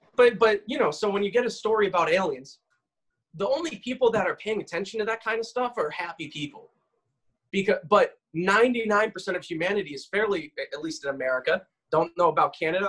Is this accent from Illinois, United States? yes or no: no; Massachusetts, United States; Massachusetts, halfway across the state is 35 miles, and that's where I grew up